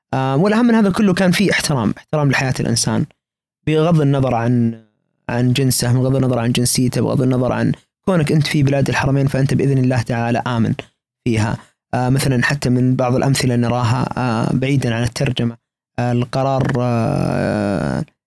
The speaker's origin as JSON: {"language": "Arabic", "country": "Saudi Arabia", "said": "كوننا سعوديين"}